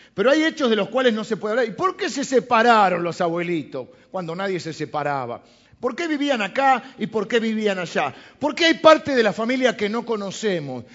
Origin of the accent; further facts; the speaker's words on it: Argentina; los argentinos de los barcos, ¿no? Porque es así, descendemos de los barcos.